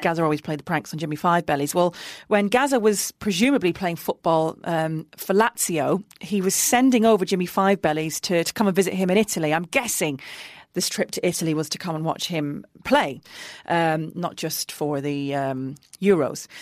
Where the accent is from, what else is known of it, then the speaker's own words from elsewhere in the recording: Middlesbrough, North East England, United Kingdom; moved away; Middlesbrough, my hometown team, when I was working in the North East covering local football